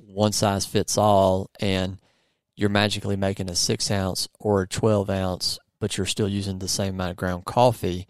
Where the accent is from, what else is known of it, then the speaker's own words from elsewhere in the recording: United States; I'm American